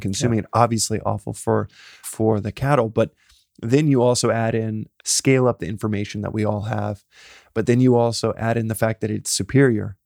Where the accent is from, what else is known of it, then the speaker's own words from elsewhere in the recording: Texas, United States; I'm a guy from Texas